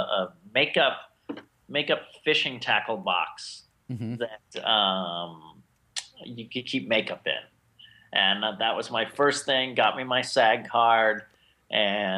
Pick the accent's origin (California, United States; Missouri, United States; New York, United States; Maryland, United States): Maryland, United States; moved away as an adult; now in Los Angeles, United States; I grew up in Maryland for 18 years, and I've been here ever since.